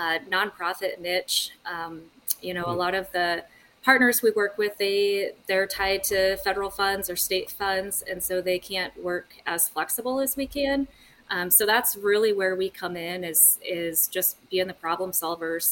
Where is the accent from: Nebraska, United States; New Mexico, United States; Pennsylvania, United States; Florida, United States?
Nebraska, United States; Fairbury; So I am actually from southeast Nebraska. We grew up south of Fairbury, down by the Kansas state line.